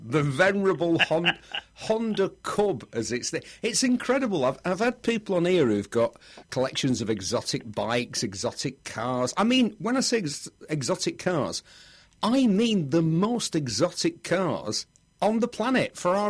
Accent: Bury, North West England, United Kingdom; where are you from, …? And I go, Bury. Because I thought, where I live, places have got really short names.

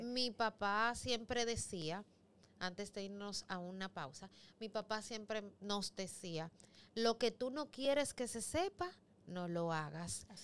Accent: Los Mina, Distrito Nacional, Dominican Republic; soy de los Minas y soy liceísta

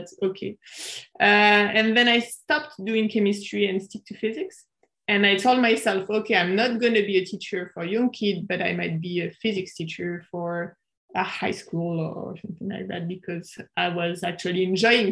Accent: suburbs of Paris, Île-de-France, France; moved away as an adult; also born or lived in Japan; I'm from France. I was born in the suburbs of Paris, and I grew up in the suburbs of Paris

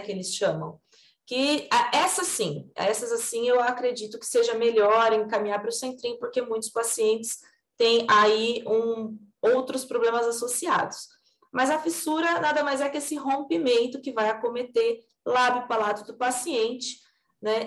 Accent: Assis, São Paulo, Brazil; moved away as an adult; now in Bauru, Brazil; Originalmente eu sou de São Paulo, mas eu fui criada em Assis, então eu sou do estado de São Paulo mesmo

